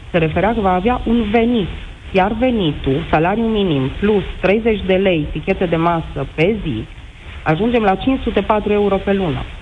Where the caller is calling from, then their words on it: Oradea, Bihor County, Romania; Sunt din Oradea și sunt directorul unei fabrici de confecții.